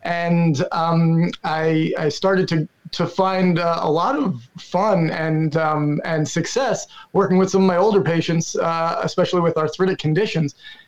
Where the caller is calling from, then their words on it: Brooklyn, New York, United States; Brooklyn, New York.